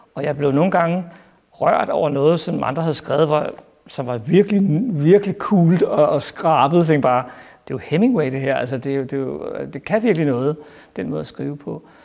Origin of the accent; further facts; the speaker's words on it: Albertslund, Capital Region of Denmark, Denmark; Jeg voksede op i Abbaslund, tæt på Fridsøs Lilles fængsel